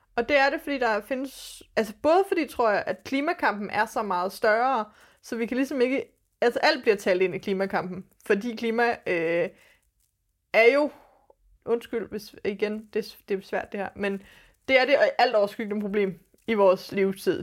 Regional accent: Denmark; vi er født i Danmark med den hudfarve

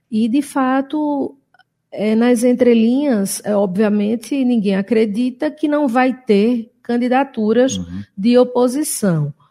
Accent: Northeast Region, Brazil; Eu sou suspeita, sou nordestina

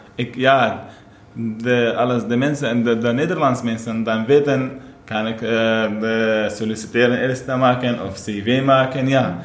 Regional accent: Syria; Dutch is a second language; moved away as an adult; now in Best, Netherlands; ik kom uit Syrië. Eh, ik ben hier nu in Nederland, ja, bijna vijf jaar geleden.

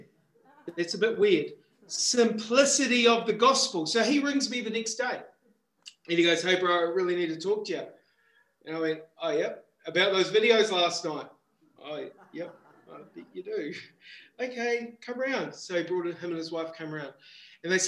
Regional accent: Christchurch, Canterbury, New Zealand; moved away; also born or lived in Wollongong, Australia; I was born in Christchurch, New Zealand, born again in Wollongong, Australia

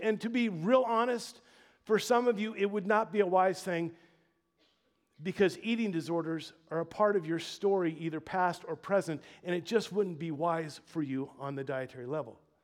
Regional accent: Louisiana, United States; moved away; I was born in the Dirty South, born and raised in Louisiana

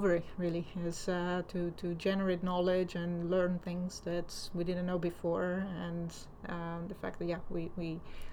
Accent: Italy; moved away as an adult; also born or lived in United States; now in London, United Kingdom; I'm originally from Italy, so I studied in Italy and I got there my PhD

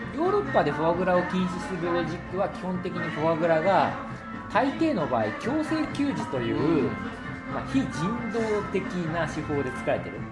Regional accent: Fukuoka, Japan; now in Tokyo, Japan; 福岡で育ってるから、やっぱり東京に来て

